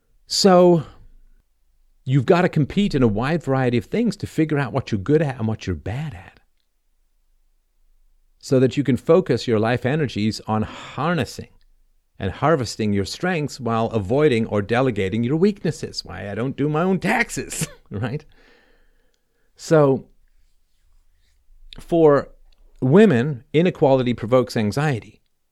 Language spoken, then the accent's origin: English; Toronto, Ontario, Canada; also born or lived in London; the apartment I grew up in Toronto, or half grew up in, part was in London, England.